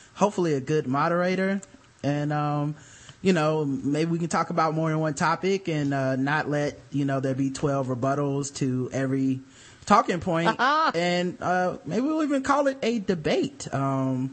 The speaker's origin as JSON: {"language": "English", "region": "the South", "country": "United States", "accent": "southern", "said": "my southern accent"}